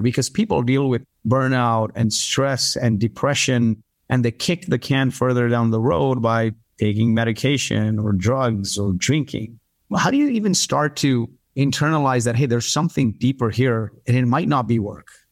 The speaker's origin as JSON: {"language": "English", "country": "Kuwait", "tie": "born or raised there", "also_born_or_lived": "India / Canada", "moved": "yes", "lives_now": "United States", "said": "My parents are from India. I grew up in Kuwait, was a refugee of the Gulf War"}